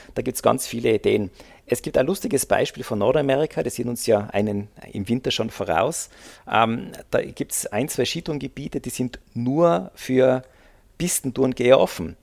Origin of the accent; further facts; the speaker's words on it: Austria; also born or lived in Innsbruck; Also bei uns in Österreich, in den Bundesländern